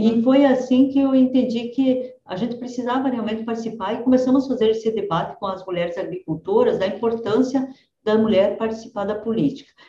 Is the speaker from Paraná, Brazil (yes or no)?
yes; Francisco Beltrão, Paraná, Brazil; also born or lived in Rio Grande do Sul; E eu sou do, de Francisco Beltrão, na verdade nasci no Rio Grande, mas vim para Francisco Beltrão, no sudoeste do Paraná, com três anos de idade.